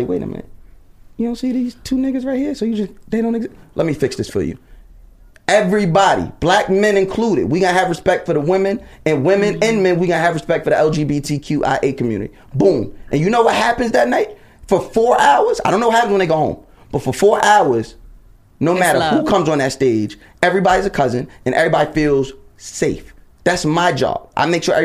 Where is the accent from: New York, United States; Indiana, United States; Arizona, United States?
New York, United States; I'm from New York